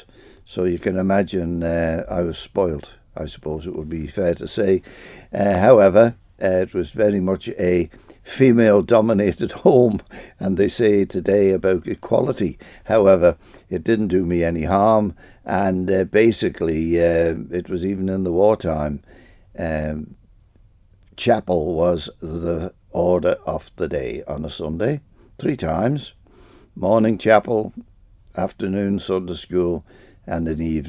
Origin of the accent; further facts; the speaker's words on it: Santon, Isle of Man; also born or lived in Arbory, Isle of Man / Rushen, Isle of Man; I was born in Nurse Crebbins, and of course lots of people were born in Nurse Crebbins, but came very, very quickly to Santon, and of course I've been there ever